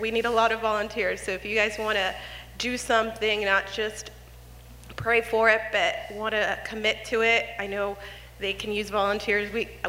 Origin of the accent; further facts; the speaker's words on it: Midway City, California, United States; I grew up in Midway City, not too far away from here, just a couple of blocks down.